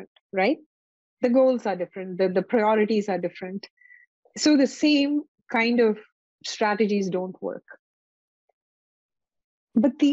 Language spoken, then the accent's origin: English; India; moved away; I come from India